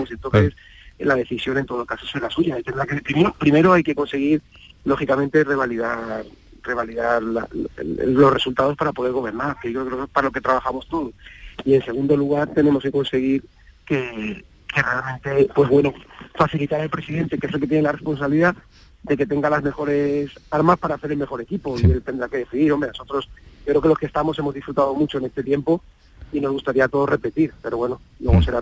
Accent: Ceuta, Spain; Yo desde que, saben que desde que me salí de Ceuta, eh, he ayudado todo lo que he podido, he tenido reuniones, he visitado Ceuta

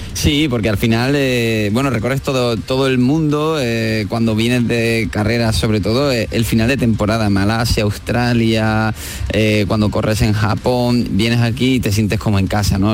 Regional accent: Spain; somos españoles

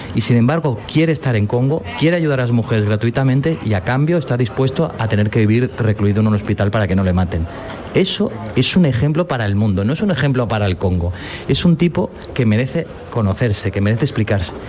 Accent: Barcelona, Catalonia, Spain; yo de Barcelona

